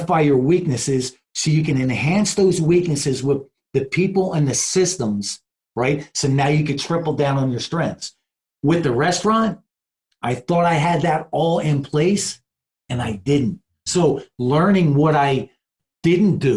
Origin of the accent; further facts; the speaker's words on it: New Jersey, United States; also born or lived in Philadelphia, Pennsylvania; I'm born and raised in Jersey. My family's from South Philly